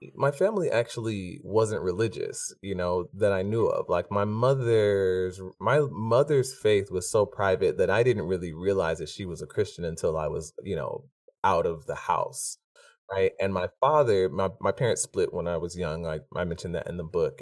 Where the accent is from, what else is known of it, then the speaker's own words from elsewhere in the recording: Stone Mountain, Georgia, United States; growing up in Stone Mountain